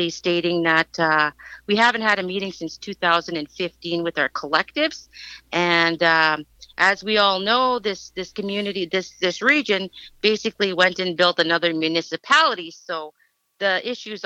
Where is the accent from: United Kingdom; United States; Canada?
Canada; Lac La Biche, Alberta; I'm a grassroots Métis from born and raised in Lac La Biche